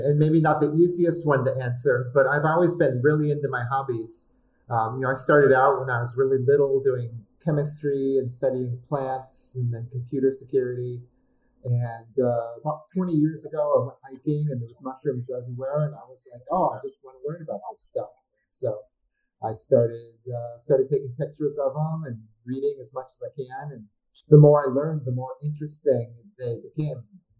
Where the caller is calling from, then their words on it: Oakland, California, United States; I'm in my laboratory in Oakland, California.